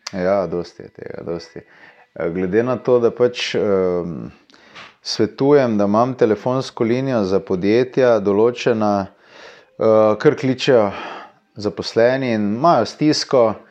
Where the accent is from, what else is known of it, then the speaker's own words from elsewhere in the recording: Slovenia; smo Slovenci